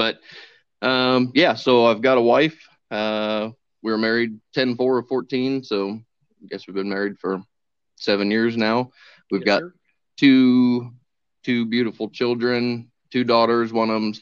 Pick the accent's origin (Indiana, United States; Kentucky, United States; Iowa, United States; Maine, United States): Indiana, United States; Winamac; now in West Point, United States; I grew up in Winnemac, Indiana. Currently living in West Point, just outside of Lafayette